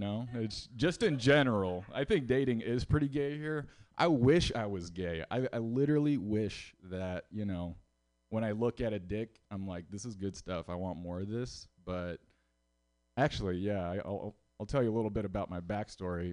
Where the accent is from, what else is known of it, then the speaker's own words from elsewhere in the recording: Houston, Texas, United States; moved away as an adult; now in San Francisco, United States; I'm from Houston, Texas